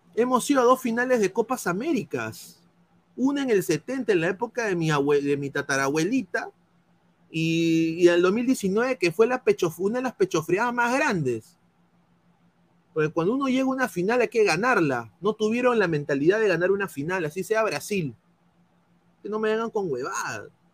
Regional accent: Peru; moved away; como peruano fuera

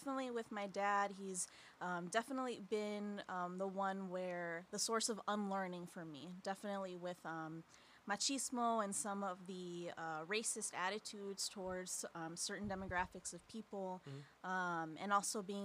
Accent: Skokie, Illinois, United States; now in Aurora, United States; I'm originally from Skokie, Illinois, so I grew up

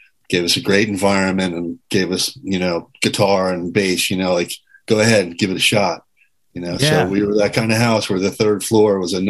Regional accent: Springfield, Massachusetts, United States; Born in Massachusetts, Springfield, home of the original Friendly ice cream store

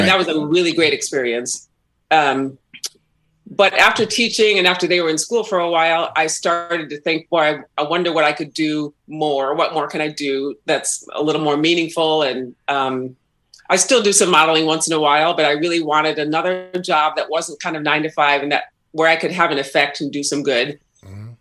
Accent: Burnsville, Minnesota, United States; also born or lived in Waukegan, Illinois; when I was ten years old, to Minnesota, and then I lived in Burnsville for a while and went to high school in Burnsville

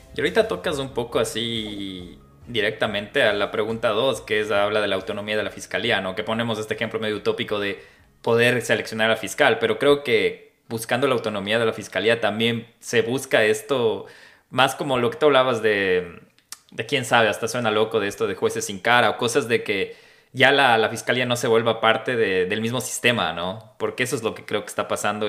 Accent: Ecuador

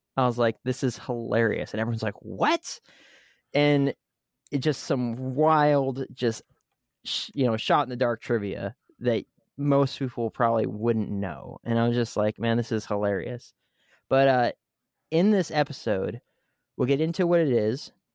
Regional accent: United States; as American that speaks English

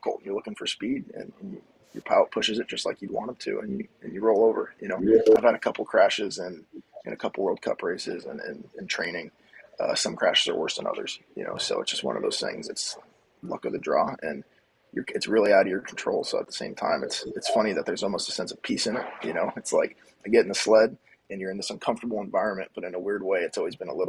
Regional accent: Lake Mary, Florida, United States; Growing up in Lake Mary

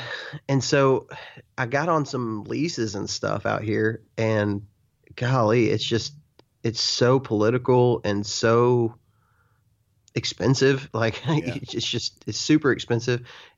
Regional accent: Texas, United States; I grew up in West Texas where it's such a different, it's just a different game.

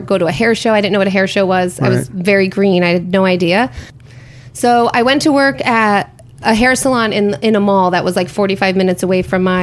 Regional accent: Schenectady, New York, United States; I grew up in upstate New York, a place called Schenectady.

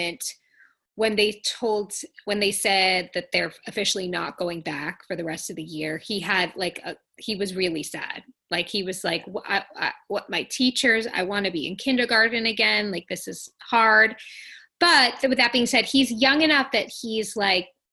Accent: Long Island, New York, United States; I grew up on Long Island

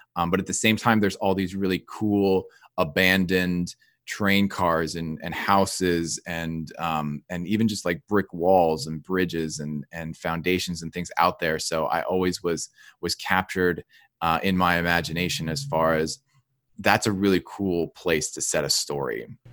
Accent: New Jersey, United States; I grew up in New Jersey

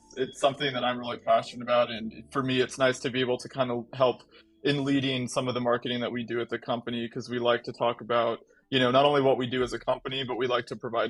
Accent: Arizona, United States; also born or lived in California; now in Washington State, United States; I'm actually an Arizona native

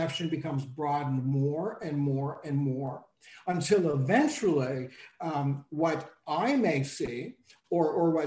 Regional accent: Canada; also born or lived in Toronto; I'm Canadian, so, and I'm in Toronto

